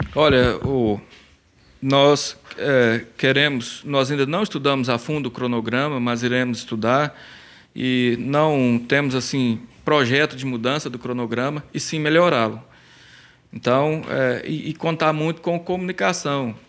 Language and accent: Portuguese; São Gonçalo do Abaeté, Minas Gerais, Brazil; moved away as an adult; now in Rio Paranaíba, Brazil; eu sou de São Gonçalo do Baeté, mas em Rio Paranaíba eu estou há, há 16 anos.